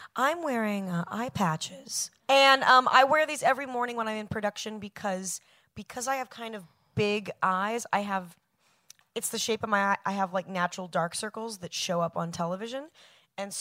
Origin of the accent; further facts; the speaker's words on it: Manhattan Beach, California, United States; moved away; also born or lived in New York City; I was born in Manhattan Beach, California